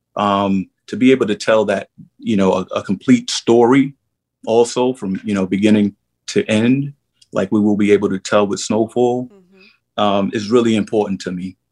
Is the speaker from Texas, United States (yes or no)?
no; New York City, New York, United States; I ran the streets of Harlem, 125th Street. You know, I'm from St. Nick Projects, One Two Third and Lenox